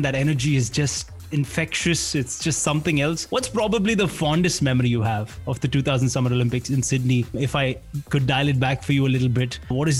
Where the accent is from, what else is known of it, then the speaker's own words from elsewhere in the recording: Bangalore, Karnataka, India; We both were born and brought up in Bangalore.